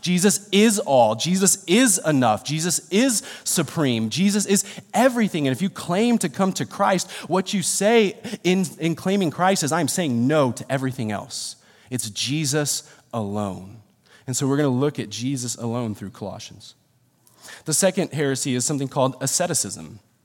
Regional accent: Rancho Cucamonga, California, United States; I'm born and raised in Rancho.

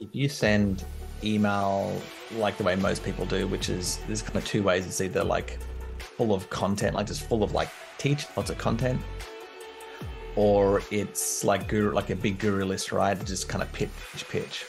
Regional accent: Canberra, Australian Capital Territory, Australia; moved away as an adult; also born or lived in London; I'm from Canberra in Australia, which is the capital, but it's not a big city

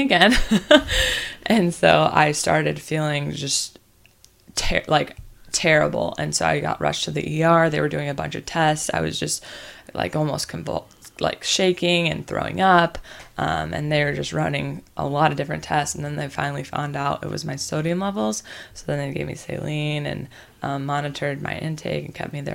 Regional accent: the Bible Belt, the South, United States; I was raised in the Bible Belt, which is the South

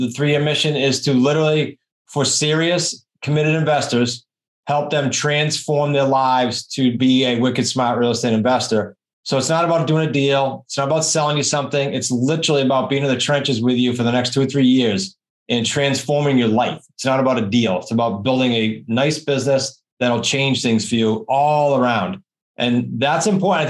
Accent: New England, United States; accent: New England; my New England accent

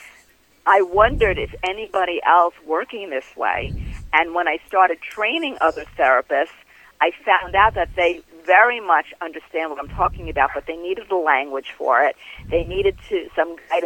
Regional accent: New York City, New York, United States; I grew up in Queens in Bayside.

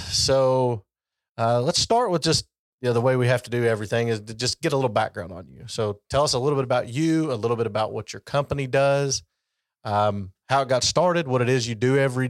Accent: LaRue County, Kentucky, United States; I grew up in LaRue County, which has a pretty good wrestling program.

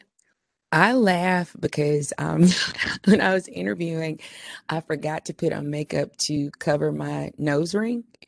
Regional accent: Memphis, Tennessee, United States; accent: urban twang; I'm from Memphis

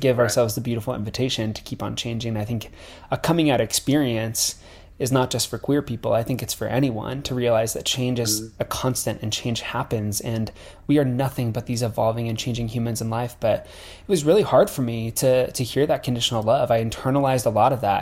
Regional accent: Nebraska, United States; I'm from Nebraska, so I'm from like rural America, and like growing up like in a town that's surrounded by like farmland

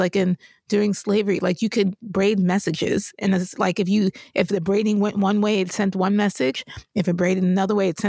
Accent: New York, United States; I grew up in New York

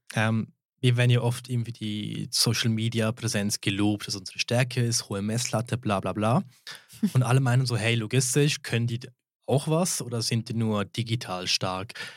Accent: St. Moritz, Graubünden, Switzerland; ich bin einheimisch, ich bin da aufgewachsen in St. Moritz

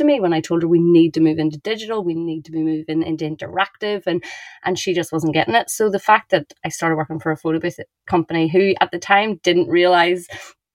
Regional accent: Ireland; I'm Irish

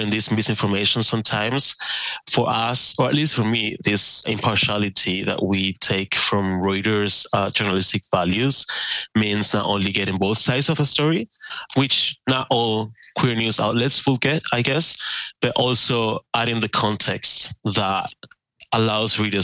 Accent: Spain; moved away as an adult; also born or lived in Germany; now in Berlin, Germany; So I'm from Spain, and my first work as a journalist was for Germany's international broadcaster, DW. I moved from Spain to Germany for

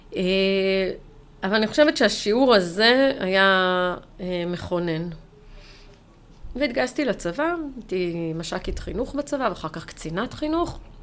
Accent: Jerusalem, Jerusalem District, Israel; אני בסוף ירושלמית, גדלתי בירושלים

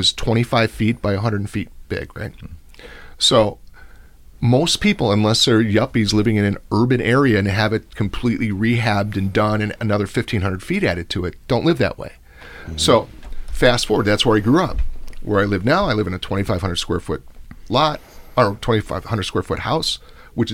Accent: Berwyn, Illinois, United States; also born or lived in Nashville, Tennessee; now in Pittsburgh, United States; I grew up in Berwyn

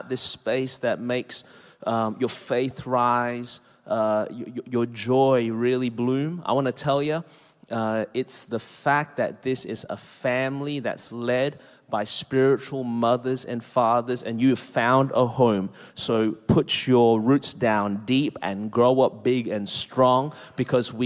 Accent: Melbourne, Victoria, Australia; now in Anderson, South Carolina, United States; born and raised in Melbourne, Australia. That's the reason my voice is this way

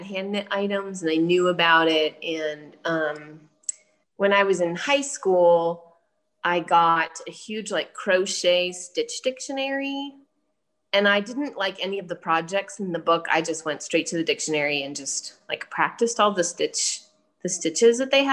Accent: New England, Massachusetts, United States; I was born on the East Coast of the USA, up in New England and Massachusetts, and was the bearer of many hand-knit items as a child.

